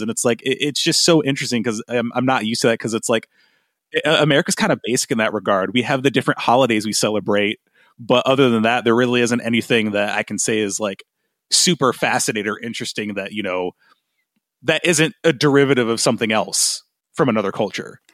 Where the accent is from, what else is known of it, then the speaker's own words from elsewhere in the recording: Grand Rapids, Michigan, United States; my hometown of Grand Rapids, Michigan